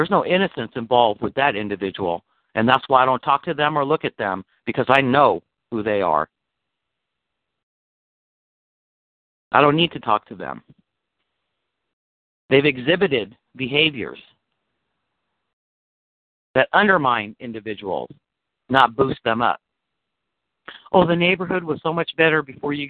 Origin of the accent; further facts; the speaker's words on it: United States; I'm an American motherfucker